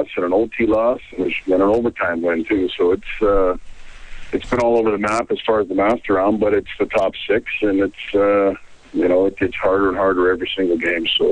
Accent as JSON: {"language": "English", "area": "Penticton and Kelowna area", "region": "British Columbia", "country": "Canada", "tie": "born or raised there", "also_born_or_lived": "Cranbrook, British Columbia", "moved": "yes", "lives_now": "Italy", "said": "my days in Cranbrook, growing, you know, half of my life growing up in Penticton and Kelowna area"}